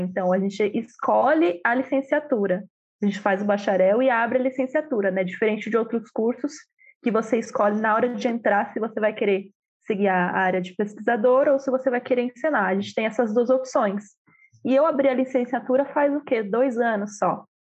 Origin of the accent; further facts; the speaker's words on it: Sorocaba, São Paulo, Brazil; moved away as an adult; Eu vivi a minha vida inteira em Sorocaba, que é uma cidade não pequena, mas do interior de São Paulo.